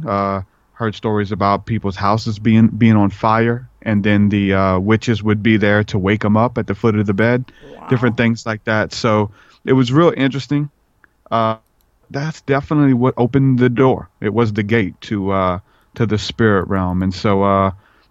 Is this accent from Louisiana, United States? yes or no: yes; New Orleans, Louisiana, United States; I grew up in New Orleans